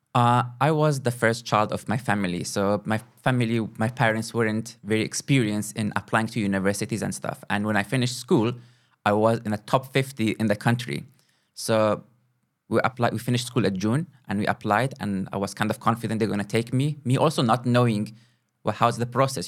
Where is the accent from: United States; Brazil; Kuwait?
Kuwait; moved away as an adult; also born or lived in Moscow, Russia; now in South Africa; I was born and grew up in Kuwait, in the Middle East.